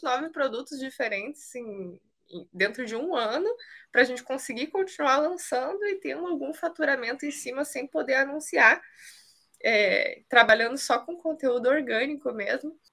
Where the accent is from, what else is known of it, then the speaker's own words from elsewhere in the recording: Canoas, Rio Grande do Sul, Brazil; moved away as an adult; also born or lived in Rio de Janeiro; Eu sou do Sul, sou de Canoas, onde ele mora